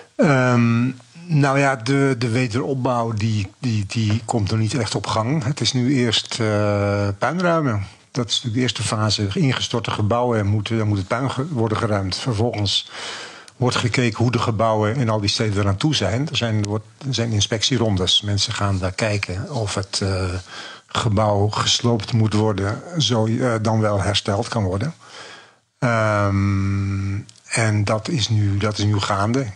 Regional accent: Zaandam, North Holland, Netherlands; Ik kom zelf uit de Zaanstreek, uit Zandam

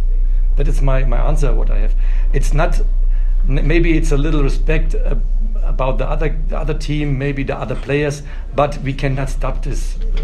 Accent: Germany; English is a second language; moved away as an adult; now in South Africa; I'm from German

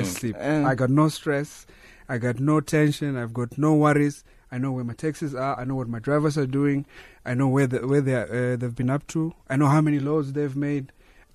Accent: Thohoyandou, Limpopo, South Africa; moved away as an adult; also born or lived in Cape Town; Born and bred in Limpopo, Thohoyandou

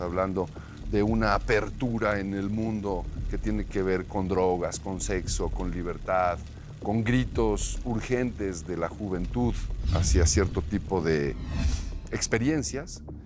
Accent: Mexico City, Mexico; also born or lived in Coyoacán, Mexico City; toda mi vida vivía en la colonia del Valle

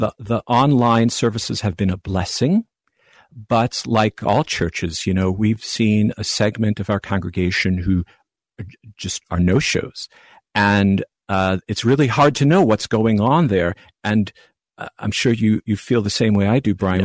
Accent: Long Island, New York, United States; now in Naperville, United States; I hail from Long Island, New York

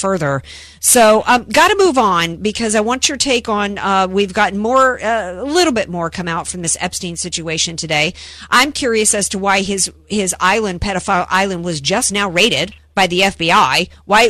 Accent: the South, United States; I'm from the South

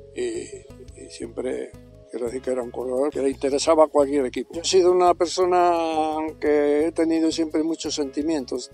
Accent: Cantabria, Spain; vine a terminar mi carrera deportiva en mi tierra

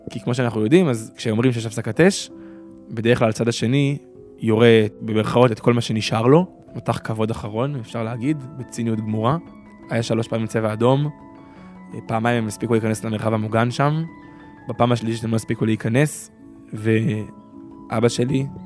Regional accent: Nirim, Southern District, Israel; אני מקיבוץ נירים

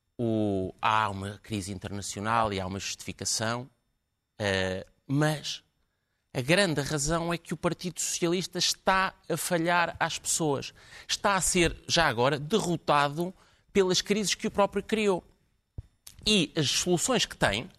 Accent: Portugal; enquanto português

